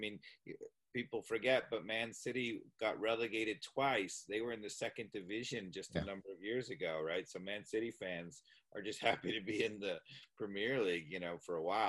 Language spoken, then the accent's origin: English; New York, United States; being an American sports fan my whole life, growing up in New York